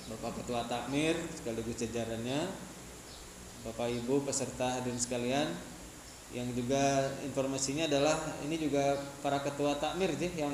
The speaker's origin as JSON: {"language": "Indonesian", "town": "Tasikmalaya", "region": "West Java", "country": "Indonesia", "also_born_or_lived": "Yogyakarta", "moved": "as an adult", "said": "kemudian ketika keluar daerah saya dari Tasikmalaya kemudian ke Jogja semenjak"}